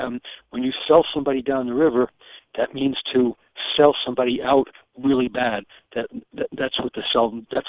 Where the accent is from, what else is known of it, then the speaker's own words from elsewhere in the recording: New York City, New York, United States; also born or lived in Germany; I grew up in the New York City metropolitan area and also in Germany because I have a German father and an American mother.